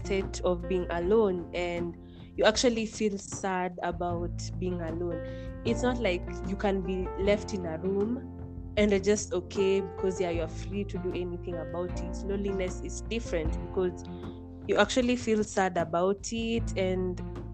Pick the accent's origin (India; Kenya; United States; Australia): Kenya; I'm from Kenya